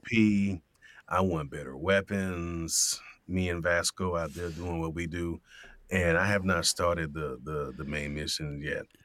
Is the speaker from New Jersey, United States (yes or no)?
no; Miami, Florida, United States; growing up in Miami